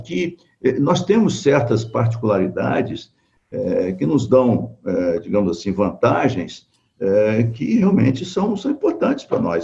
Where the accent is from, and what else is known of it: Brazil